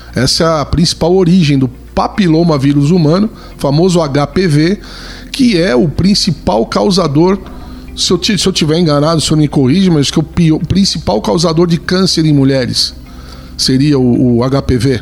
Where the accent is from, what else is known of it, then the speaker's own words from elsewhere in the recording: Brazil; todos somos brasileiros